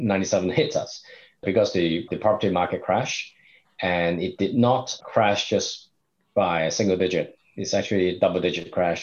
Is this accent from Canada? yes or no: no; Hong Kong; moved away as an adult; now in China; I'm originally from Hong Kong